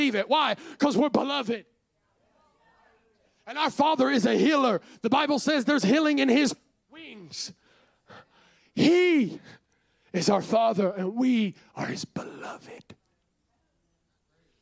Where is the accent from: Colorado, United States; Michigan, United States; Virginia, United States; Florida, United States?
Virginia, United States; We're from Virginia